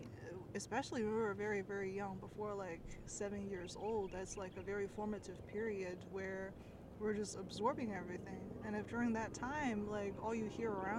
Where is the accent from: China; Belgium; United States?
China; me growing up in China